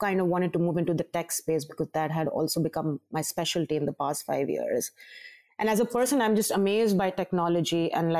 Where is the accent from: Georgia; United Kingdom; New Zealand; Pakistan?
Pakistan; Karachi, Sindh; moved away as an adult; also born or lived in New York, United States; now in Karachi, Pakistan; I've been shuttling back and forth between New York and Karachi, which is my hometown.